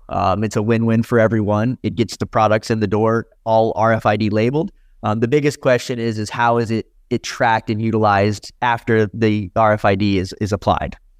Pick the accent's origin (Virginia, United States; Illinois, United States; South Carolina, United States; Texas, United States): South Carolina, United States; moved away as an adult; also born or lived in California; I grew up in South Carolina, which was a pretty heavily illegal state.